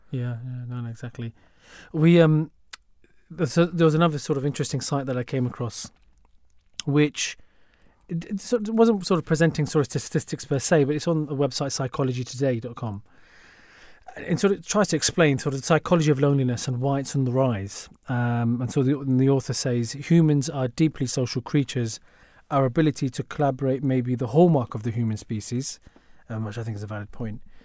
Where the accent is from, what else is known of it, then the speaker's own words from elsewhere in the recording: London, United Kingdom; as a Londoner.